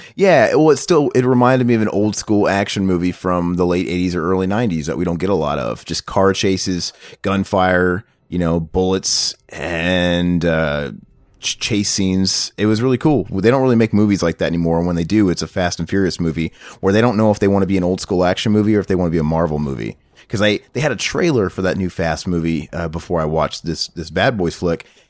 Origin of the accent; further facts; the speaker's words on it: the Ozarks, United States; I'm from the Ozarks